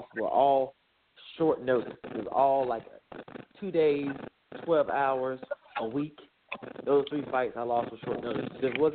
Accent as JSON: {"language": "English", "town": "Greenville", "region": "North Carolina", "country": "United States", "also_born_or_lived": "Washington County", "said": "My lineage, I'm from Greenville, North Carolina."}